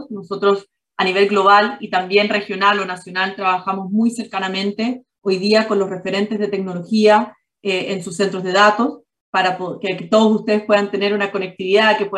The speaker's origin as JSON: {"language": "Spanish", "country": "Chile", "also_born_or_lived": "Ireland / Singapore", "said": "yo soy chilena, pero viví mucho tiempo en Irlanda por el trabajo de mi papá, donde yo estudié allá y empecé mis primeros años de, de trabajo."}